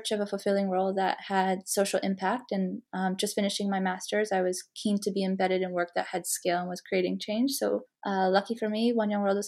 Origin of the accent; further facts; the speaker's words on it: Canada; moved away as an adult; also born or lived in Malawi; now in London, United Kingdom; I'm originally from Canada, where I studied communications and international relations in my undergrad